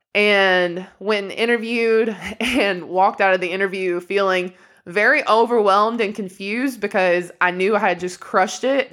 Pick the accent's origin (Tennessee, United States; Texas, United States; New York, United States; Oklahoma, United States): Tennessee, United States; Inglewood; moved away as an adult; also born or lived in North Carolina; now in Greenville, United States; we come from Inglewood, which for anyone who doesn't know, it's a literally two red light town